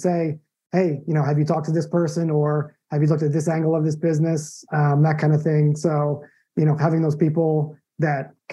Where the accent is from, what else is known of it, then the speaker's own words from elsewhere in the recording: Long Island, New York, United States; moved away as an adult; also born or lived in Arizona / San Diego / Phoenix, Arizona; now in Tampa, United States; I'm originally from New York, you know, born and raised in Long Island